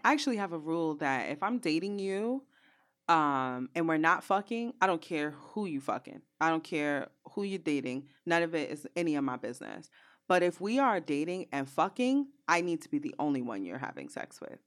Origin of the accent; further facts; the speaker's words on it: New York City, New York, United States; I'm from Brooklyn